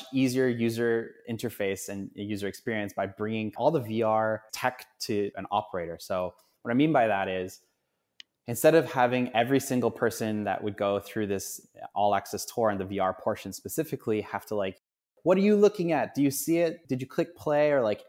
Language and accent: English; Canada; Being obviously a Canadian hockey fan